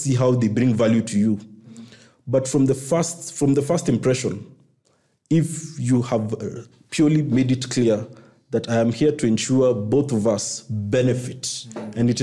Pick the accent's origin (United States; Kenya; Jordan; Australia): Kenya; I'm a Kenyan